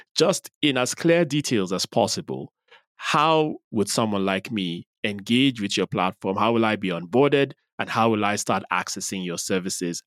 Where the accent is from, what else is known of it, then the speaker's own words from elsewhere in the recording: Nigeria; now in Nairobi, Kenya; you're in my home country